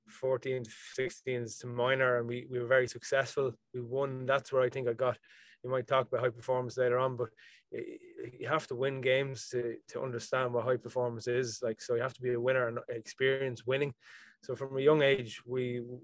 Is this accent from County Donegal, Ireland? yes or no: no; County Meath, Ireland; I'm from County Meath, somewhere in the middle there